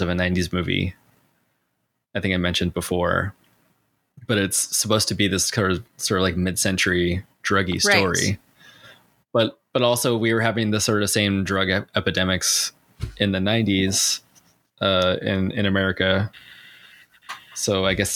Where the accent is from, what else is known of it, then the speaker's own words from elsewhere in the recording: San Diego, California, United States; I was from San Diego